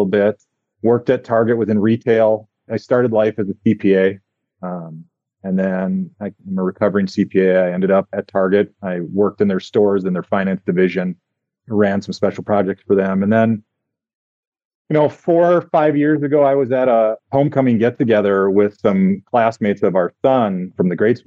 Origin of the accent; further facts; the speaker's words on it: Milwaukee, Wisconsin, United States; I'm from Milwaukee originally, and there's this little lake behind our place, Mud Lake